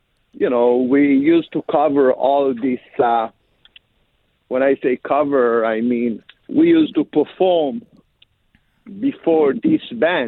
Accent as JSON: {"language": "English", "country": "Israel", "tie": "born or raised there", "also_born_or_lived": "Africa (born) / Ethiopia (heritage)"}